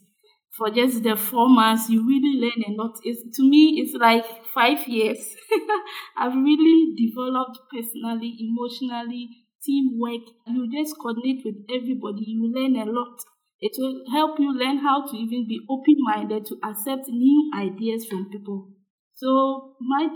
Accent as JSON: {"language": "English", "country": "Ghana", "said": "we are all from Ghana"}